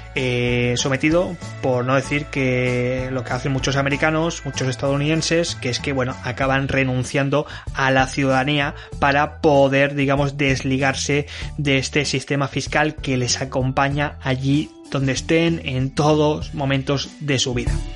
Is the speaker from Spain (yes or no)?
yes; Spain; yo que soy español, puedo estar ahora mismo viviendo en Francia